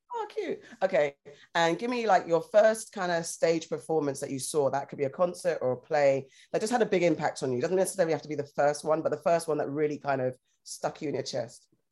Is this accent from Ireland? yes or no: no; United Kingdom; we say shops in the UK